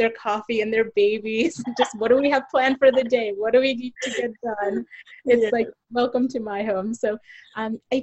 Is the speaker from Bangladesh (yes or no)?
yes; Bangladesh; I'm from Bangladesh